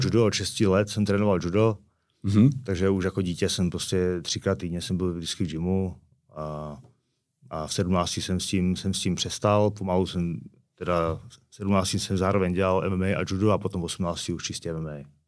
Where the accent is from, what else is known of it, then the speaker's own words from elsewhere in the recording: Karviná, Moravian-Silesian Region, Czechia; moved away as an adult; now in Prague, Czech Republic; Jsme z Karviného Borova